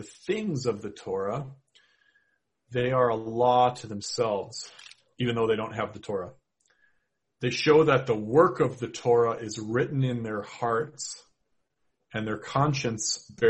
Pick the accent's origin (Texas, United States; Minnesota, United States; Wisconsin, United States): Minnesota, United States; accent: Minnesota; my Minnesota accent